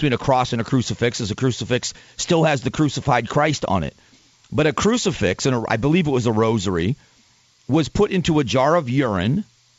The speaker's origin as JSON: {"language": "English", "region": "Arizona", "country": "United States", "said": "including the state I live in, my home state of Arizona."}